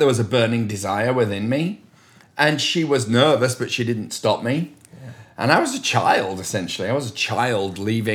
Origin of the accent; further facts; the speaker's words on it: Leeds, Yorkshire and the Humber, United Kingdom; moved away; I grew up in the industrial north of England in a city called Leeds.